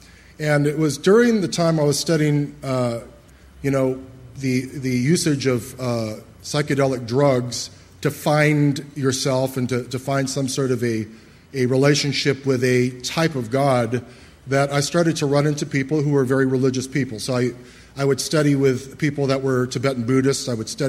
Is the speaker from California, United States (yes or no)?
yes; Los Angeles, California, United States; I was raised in Hollywood. Although I look Chinese, I'm really not. I'm actually a Hollywoodite. My parents were both motion picture actors.